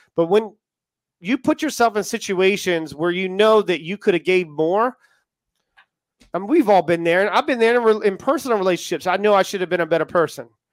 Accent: United States; accent: American; now in United Kingdom; if you can tell from my accent, I am American and I am in the U K

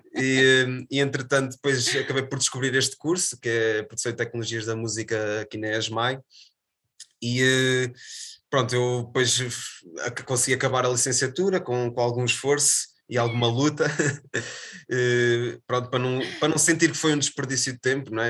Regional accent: Viseu, Portugal; moved away as an adult; also born or lived in Aveiro / São Pedro do Sul / Sernancelhe; now in Porto, Portugal; Eu, eu nasci em Viseu, cresci em Viseu

